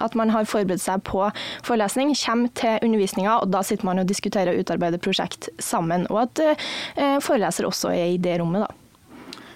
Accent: Ørland, Trøndelag, Norway; moved away as an adult; now in Kristiansand, Norway; jeg kommer fra Trøndelag, en plass som heter Ørland kommune

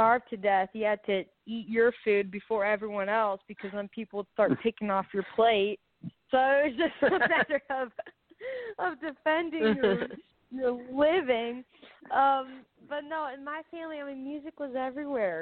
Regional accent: Dallas, Texas, United States; also born or lived in San Antonio, Texas; Born in San Antonio and then raised in Dallas

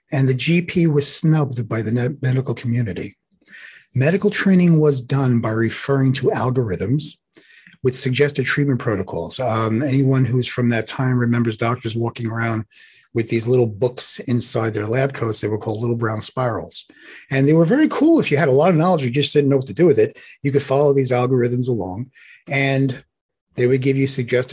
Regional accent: New York City, New York, United States; accent: Brooklyn; I'm from Brooklyn

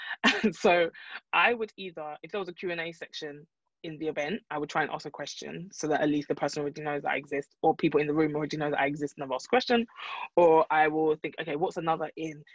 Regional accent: London, United Kingdom; I'm from London

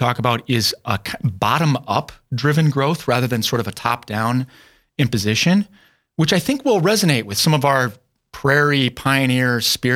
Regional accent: South Dakota, United States; moved away as an adult; also born or lived in Isanti County, Minnesota; moving back to my home state of South Dakota for the job I now have 4 years ago

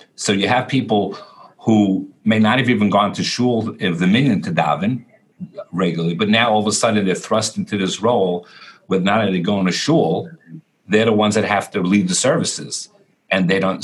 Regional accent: New York City, New York, United States; I grew up in Borough Park in Brooklyn.

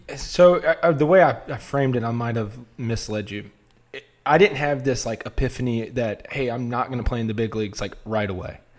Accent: Wilmington, North Carolina, United States; I'm from Wilmington, North Carolina

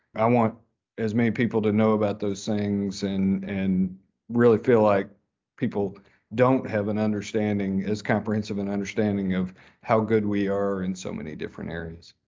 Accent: Fayetteville, Arkansas, United States; I grew up in Fayetteville

